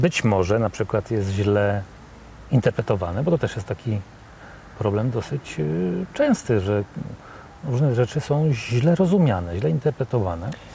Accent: Warsaw, Masovian Voivodeship, Poland; ja jestem z Warszawy

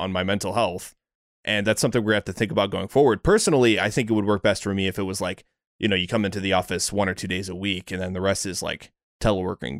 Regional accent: Seattle, Washington, United States; I'm from Seattle

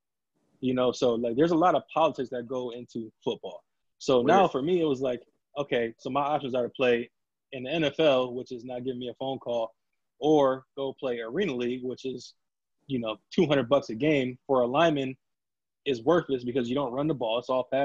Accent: Gates, New York, United States; I'm from Gates

